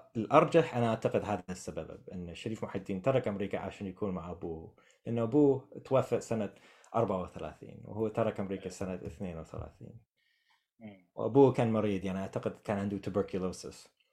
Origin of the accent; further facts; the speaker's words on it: United States; Arabic is a second language; فانا كامريكي عازف عود